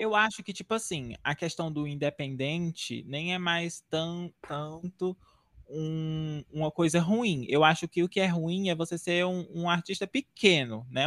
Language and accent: Portuguese; Northeast Region, Brazil; E eu sou nordestino